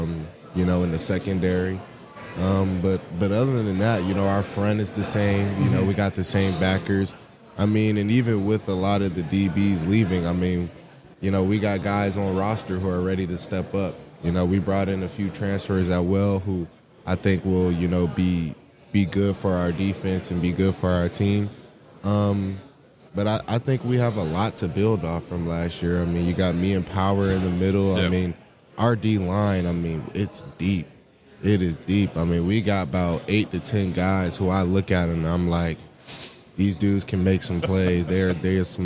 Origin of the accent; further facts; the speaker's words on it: Charlotte, North Carolina, United States; I'm from Charlotte, North Carolina.